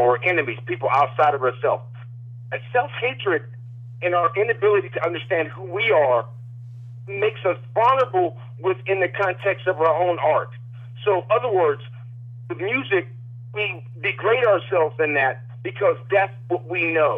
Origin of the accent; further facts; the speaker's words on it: East Coast, United States; when I grew up in the East Coast